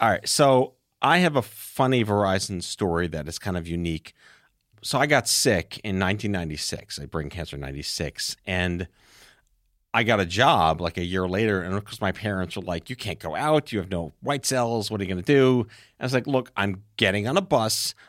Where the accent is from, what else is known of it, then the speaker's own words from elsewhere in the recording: New York City, New York, United States; I'm from New York